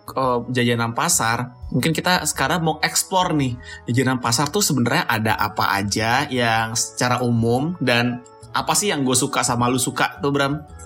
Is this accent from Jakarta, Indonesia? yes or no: yes; Jakarta, Indonesia; gue dari kecil juga pas lagi di Jakarta